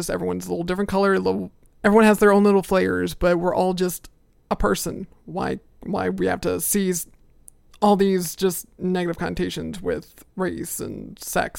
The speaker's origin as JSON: {"language": "English", "region": "the South", "country": "United States", "tie": "born or raised there", "said": "growing up, my parents were very, they're conservative Catholics, so that's kind of like what you expect from someone in the South."}